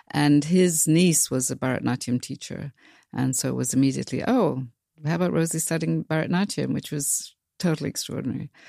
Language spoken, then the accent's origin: English; South Africa; really does come from growing up in South Africa again